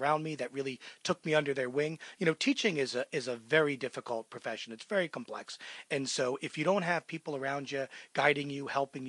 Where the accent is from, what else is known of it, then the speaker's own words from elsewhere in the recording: Manalapan, New Jersey, United States; I was born in New Jersey in Monmouth County in a place called Manalapan.